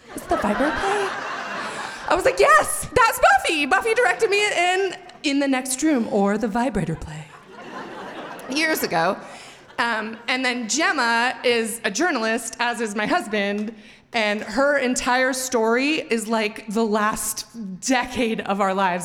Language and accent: English; Montana, United States; moved away as an adult; also born or lived in Missoula, Montana; now in Boise, United States; I'm from Montana